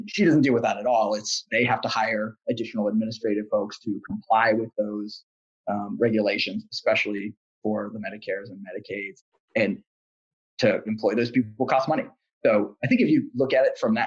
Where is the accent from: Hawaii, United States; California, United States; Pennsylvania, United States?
Pennsylvania, United States; Pittsburgh; I'm from Pittsburgh